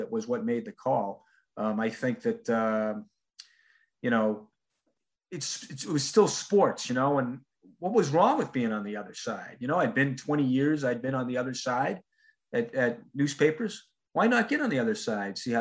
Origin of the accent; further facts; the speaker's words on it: Boston, Massachusetts, United States; moved away; a guy growing up in Boston